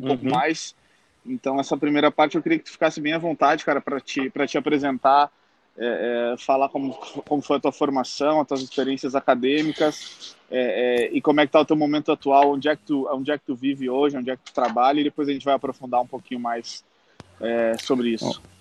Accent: South Region, Brazil; eu sou do Sul

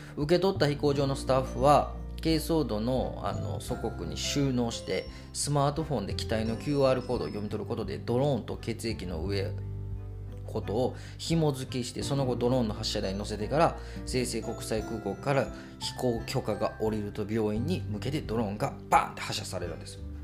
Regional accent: Kobe, Hyogo, Japan; 神戸出身の神戸で生まれ育った小さいおっさん

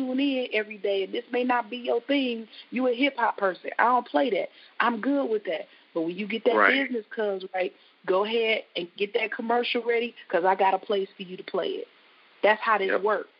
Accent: Flint, Michigan, United States; I'm Flint born, bred. I love my hometown

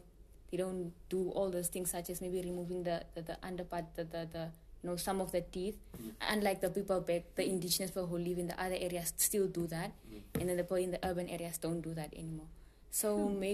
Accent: Namibia; I'm also Shvambu like Enos, but then I'm from a different dialect

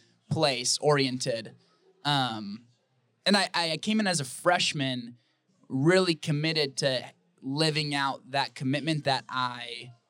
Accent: Wisconsin, United States; now in Arizona, United States; I love Arizona. I am really, really loving it here. I'm originally from Wisconsin, but I'm loving it here.

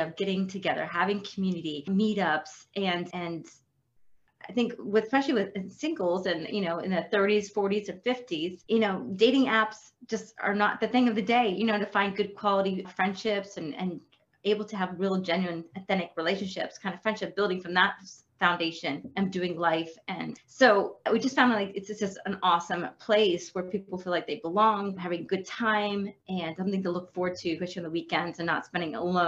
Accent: Lancaster, Pennsylvania, United States; I'm from Lancaster, Pennsylvania

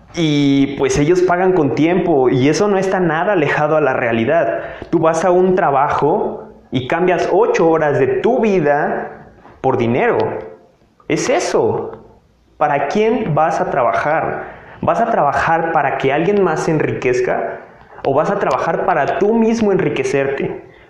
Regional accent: Tabasco, Mexico; moved away as an adult; now in Mexico City, Mexico; soy una persona que se fue a vivir al estado de Tabasco desde que estaba muy pequeño. tenía aproximadamente cuatro añitos y me fui a la ciudad de Tabasco. Estuve allá hasta los 18, 19 años

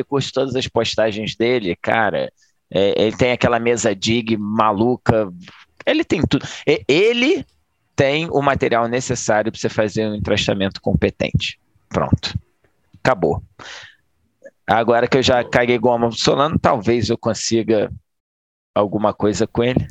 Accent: Niterói, Rio de Janeiro, Brazil; eu sou de Nikit

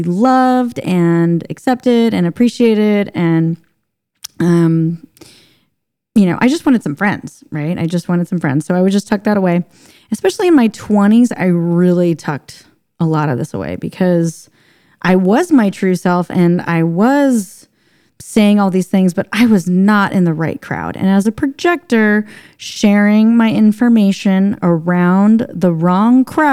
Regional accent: St. Louis, Missouri, United States; moved away as an adult; also born or lived in Hawaii; I grew up in St. Louis, Missouri, but it was out in the rural parts

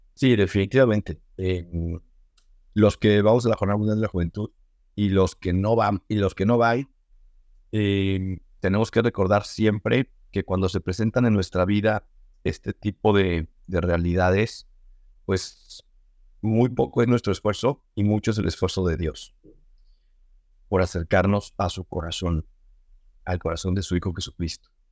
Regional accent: Mexico City, Mexico; soy chilargo de la Ciudad de México. Eh, estudié ahí en colegios de los legionarios de Cristo, toda mi niñez, toda mi adolescencia

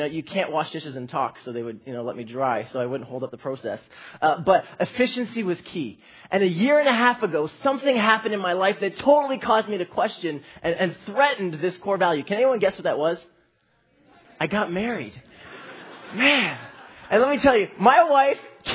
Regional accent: Toronto, Ontario, Canada; I grew up in the youth ministry here.

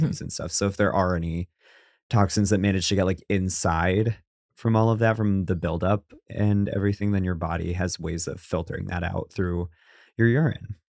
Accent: New England, United States; I'm from New England

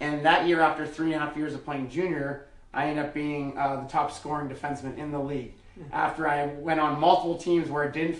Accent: Edmonton, Alberta, Canada; moved away as an adult; also born or lived in Providence, Rhode Island / Denmark / Sweden / Germany; I grew up in Edmonton

